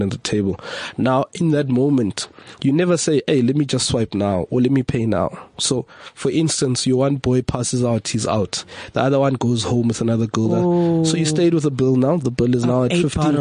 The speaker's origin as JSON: {"language": "English", "area": "West Rand", "region": "Gauteng", "country": "South Africa", "said": "I'm from the West Rand and I grew up with a family with two strict parents"}